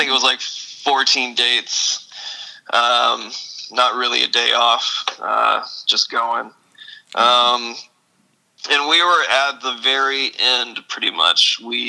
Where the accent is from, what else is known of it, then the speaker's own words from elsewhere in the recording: Louisville, Kentucky, United States; now in Austin, United States; I grew up in the Louisville area.